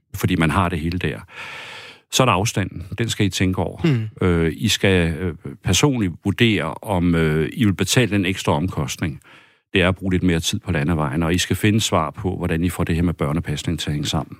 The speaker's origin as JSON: {"language": "Danish", "town": "Fjellerup", "region": "Central Denmark Region", "country": "Denmark", "tie": "born or raised there", "also_born_or_lived": "Copenhagen", "said": "jeg kæmper for den egen, jeg er født og opvokset med, altså min kærlighed til mit hjemsted"}